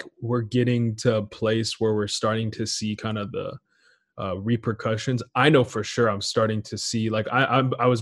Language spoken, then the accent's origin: English; Portland, United States; also born or lived in Israel; I was born in Israel. And then when I was seven, I moved to like Portland, but I stayed out there for a while.